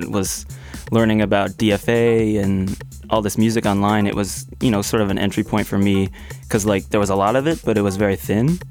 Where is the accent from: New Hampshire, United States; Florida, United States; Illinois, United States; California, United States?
Illinois, United States; Springfield; moved away as an adult; also born or lived in Champaign, Illinois / Chicago, Illinois; now in Brooklyn, United States; I grew up in Springfield